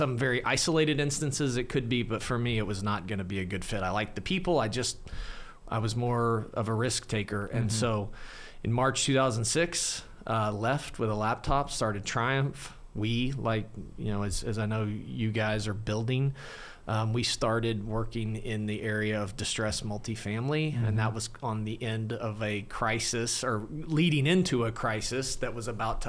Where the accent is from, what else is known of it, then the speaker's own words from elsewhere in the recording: Clinton, Oklahoma, United States; I grew up in Western Oklahoma, a town called Clinton, about 8,500 people.